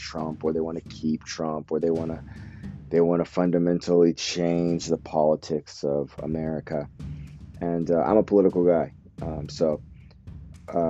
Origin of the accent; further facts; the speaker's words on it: United States; now in Japan; right now I'm based out of Japan, and so I have this unique perspective, being that I'm American